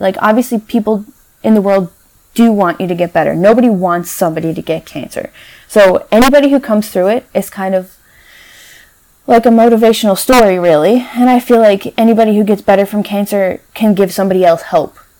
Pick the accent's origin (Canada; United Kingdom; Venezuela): Canada; Newfoundland and Labrador; moved away; I'm from Newfoundland originally.